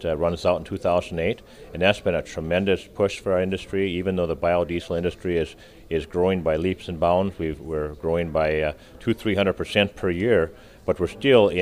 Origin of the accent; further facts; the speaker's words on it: North Dakota, United States; I come from North Dakota